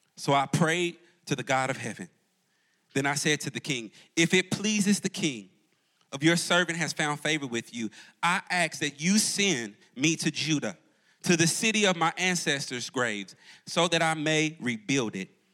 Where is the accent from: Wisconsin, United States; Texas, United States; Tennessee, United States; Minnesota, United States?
Tennessee, United States; Jackson; moved away as an adult; now in Charlotte, United States; I'm actually a Jackson, Tennessee boy